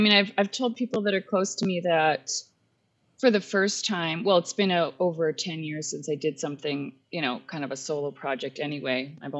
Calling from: Manitoba, Canada; I am calling from Riding Mountain National Park in Manitoba.

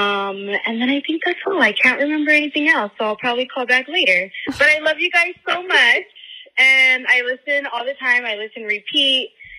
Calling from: Pasadena, California, United States; I'm calling from Pasadena, California.

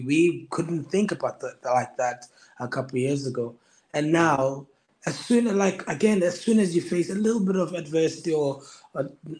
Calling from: Kendal, North West England, United Kingdom; I'm in the Lake District, Kendall.

